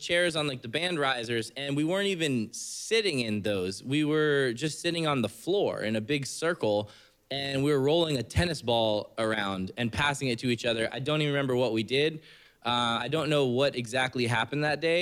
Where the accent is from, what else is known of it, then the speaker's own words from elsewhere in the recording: Oldsmar, Florida, United States; also born or lived in Tarpon Springs, Florida; I grew up in Tarpon, well, Oldsmar. It's a little bit west of here by like Palm Harbor kind